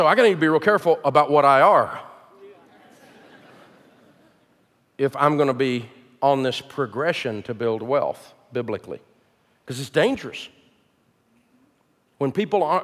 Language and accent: English; the South, United States; I'm from the South